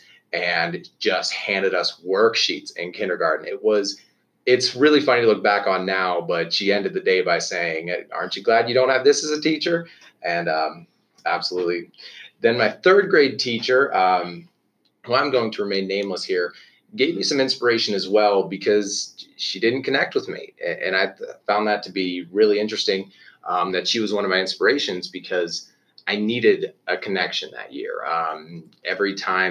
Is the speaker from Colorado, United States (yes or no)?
no; Western Pennsylvania, United States; I grew up in Western Pennsylvania, like you, about an hour east of Pittsburgh.